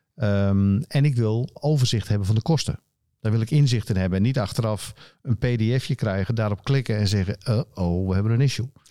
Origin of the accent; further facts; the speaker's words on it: Friesland, Netherlands; also born or lived in Rotterdam; veel mensen weten dat ik een, eh, een Fries ben. Ik ben geboren in Rotterdam, wat de meeste mensen niet weten. Maar sinds eh, anderhalf, op mijn anderhalfde ging ik naar Friesland